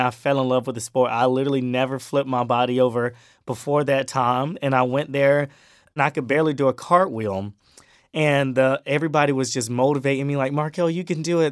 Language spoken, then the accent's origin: English; Brunswick, Georgia, United States; moved away as an adult; also born or lived in Miami, Florida / South Carolina; I tell them that I'm from, um, Brunswick, Georgia. That's my small hometown. But that's where I grew up. I, I moved there in two thousand twelve.